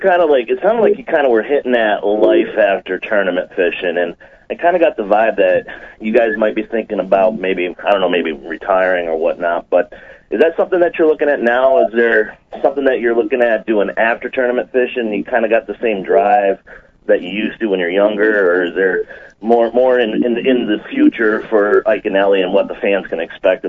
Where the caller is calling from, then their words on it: Lake Wales, Florida, United States; … from Lake Wales, Florida.